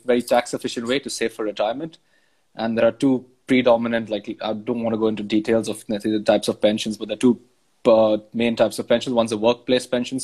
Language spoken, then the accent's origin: English; India; moved away as an adult; now in London, United Kingdom; I grew up in India, then moved to London 6 years ago.